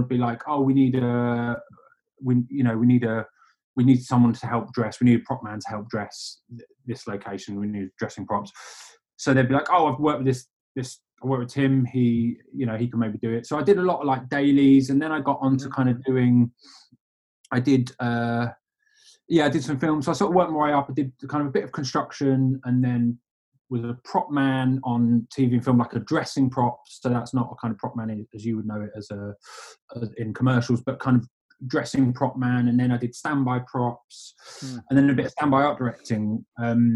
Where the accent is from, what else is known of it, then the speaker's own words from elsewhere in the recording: London, United Kingdom; moved away; also born or lived in Manchester; I'm from London originally, but I was up in Manchester